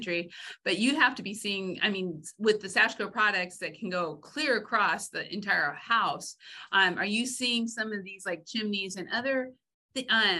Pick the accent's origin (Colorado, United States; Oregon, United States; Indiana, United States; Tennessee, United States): Oregon, United States; I'm from Oregon